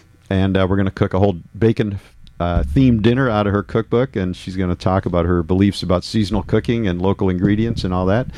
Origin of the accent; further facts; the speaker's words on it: Alabama, United States; born there; I was born in Alabama